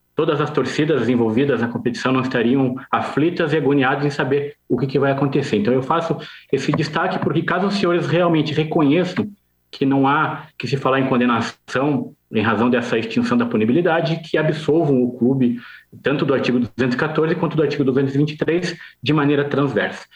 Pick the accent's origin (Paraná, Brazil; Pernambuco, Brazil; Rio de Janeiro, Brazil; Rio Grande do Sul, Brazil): Paraná, Brazil; Curitiba; also born or lived in Jaraguá do Sul, Santa Catarina; Eu sou do Paraná, sou de Curitiba